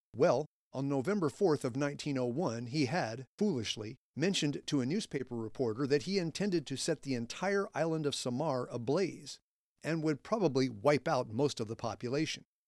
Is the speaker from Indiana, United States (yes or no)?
yes; Indiana, United States; my home state of Indiana